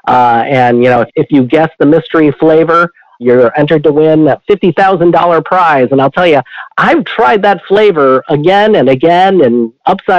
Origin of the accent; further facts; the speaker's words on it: St. Louis, Missouri, United States; also born or lived in Chicago, Illinois; I was born in Chicago, Illinois, but didn't stay there for too long. By the time we were two, we had moved to the St. Louis area, St. Louis, Missouri, where I was raised.